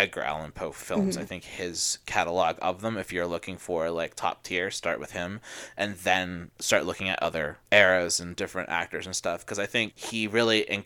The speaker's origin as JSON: {"language": "English", "town": "Toronto", "region": "Ontario", "country": "Canada", "tie": "born or raised there", "said": "I grew up in Toronto"}